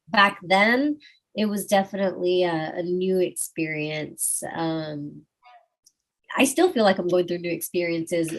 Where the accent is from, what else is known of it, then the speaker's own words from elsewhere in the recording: Austin, Texas, United States; I'm from Austin, Texas, and we keep it weird